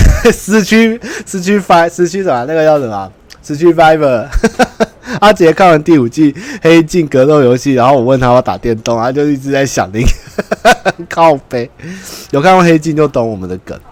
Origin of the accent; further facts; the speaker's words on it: Taiwan; 都是我们台湾人的历史共业